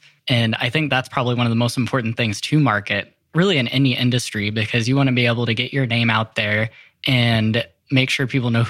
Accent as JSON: {"language": "English", "town": "North Platte", "region": "Nebraska", "country": "United States", "tie": "born or raised there", "said": "I grew up in Western Nebraska in a small town of North Platte, Nebraska. Big railroad town."}